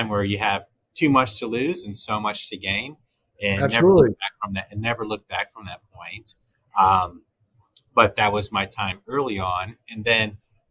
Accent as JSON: {"language": "English", "town": "Midland", "region": "Michigan", "country": "United States", "tie": "born or raised there", "also_born_or_lived": "Texas", "said": "I'm a Texan by birth, but grew up primarily in Midland, Michigan."}